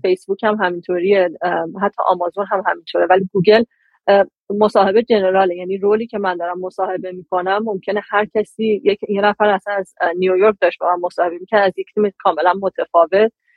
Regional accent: Iran; moved away as an adult; also born or lived in United Kingdom; از وقتی که از ایران اومدم بیرون

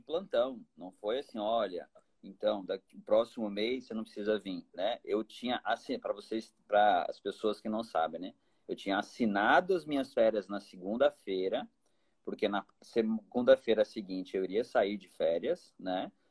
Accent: Taubaté, São Paulo, Brazil; moved away as an adult; also born or lived in Vassouras, Rio de Janeiro / Miami, United States; now in Campo Grande, Brazil; E sou de São Paulo, nasci em Taubaté

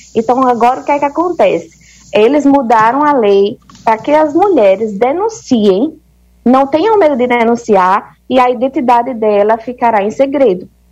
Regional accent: Campina Grande, Paraíba, Brazil; moved away as an adult; now in Egypt; Eu sou de Campina Grande, na Paraíba

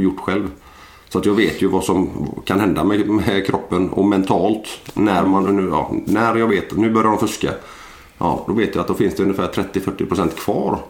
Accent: Landvetter, Västra Götaland, Sweden; jag är en, en vanlig gubbe från, jag är född i Landvetter eh, för 40 år sedan

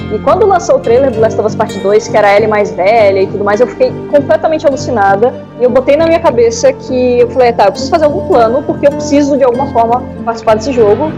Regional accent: Florianópolis, Santa Catarina, Brazil; eu sou de Florianópolis

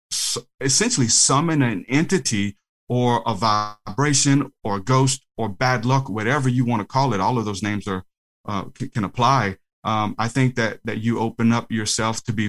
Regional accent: New Orleans, Louisiana, United States; also born or lived in Houma; I'm from New Orleans

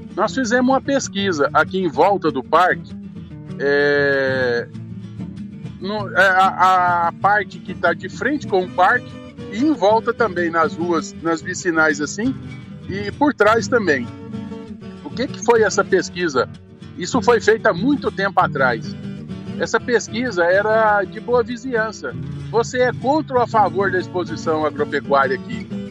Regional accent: Brazil; eu como brasileiro

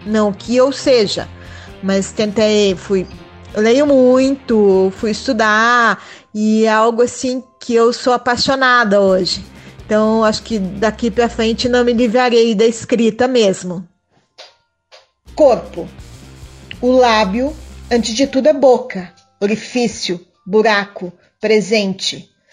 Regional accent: Curitiba, Paraná, Brazil; Sou curitibana, moro em Curitiba desde que nasci

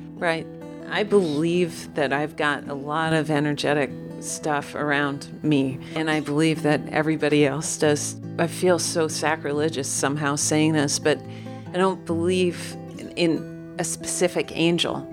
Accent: Omaha, Nebraska, United States; I was raised in Omaha, Nebraska.

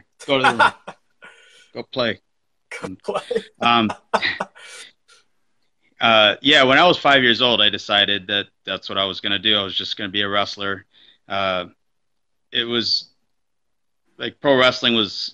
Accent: Southern California, United States; I grew up in Southern California

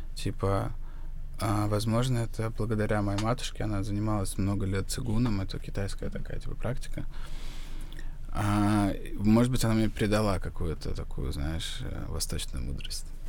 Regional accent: Ryazan, Ryazan Oblast, Russia; moved away as an adult; now in Georgia; я из Рязани

